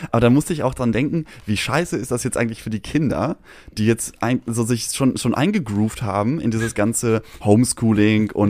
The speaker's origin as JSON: {"language": "German", "area": "Sauerland", "region": "North Rhine-Westphalia", "country": "Germany", "tie": "born or raised there", "said": "ich komme oh, aus dem Sauerland."}